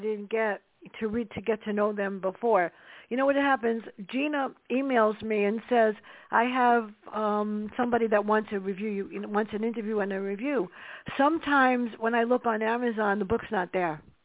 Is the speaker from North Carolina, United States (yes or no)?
no; New York City, New York, United States; Growing up in the South Bronx mm. with my sister